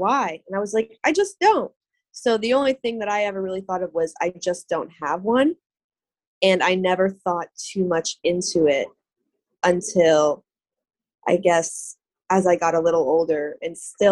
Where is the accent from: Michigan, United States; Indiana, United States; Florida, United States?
Florida, United States; Boca Raton; now in Tampa, United States; So I was born and raised in Boca Raton, Florida.